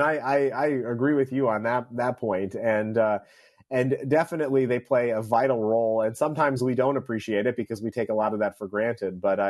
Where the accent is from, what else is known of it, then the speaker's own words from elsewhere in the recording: upstate New York, United States; moved away; I had an opportunity to travel to my hometown in upstate New York this past weekend.